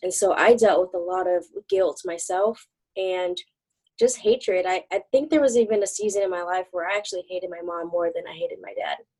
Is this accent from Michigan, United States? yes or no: yes; Michigan, United States; also born or lived in Texas; I was born in Texas but raised in Michigan